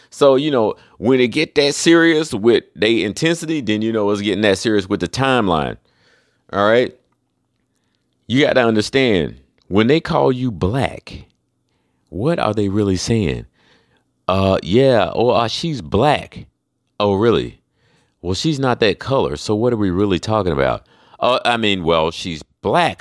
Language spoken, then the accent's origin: English; Charlotte, North Carolina, United States; now in Florida, United States; I'm from Charlotte